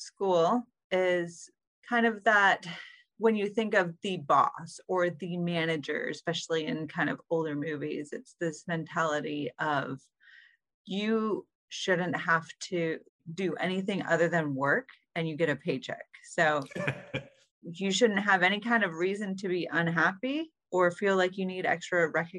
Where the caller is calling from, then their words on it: Maine, United States; I'm calling in from beautiful Maine.